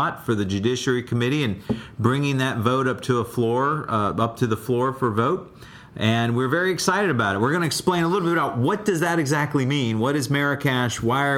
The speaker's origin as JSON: {"language": "English", "town": "Baltimore", "region": "Maryland", "country": "United States", "said": "Yeah, I'm from Baltimore"}